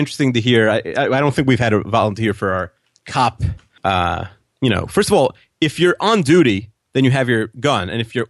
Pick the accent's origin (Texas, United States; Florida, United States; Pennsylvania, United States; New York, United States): New York, United States; Long Island; You know, we grew up on Long Island, which I think you can have guns, but it's not really gun country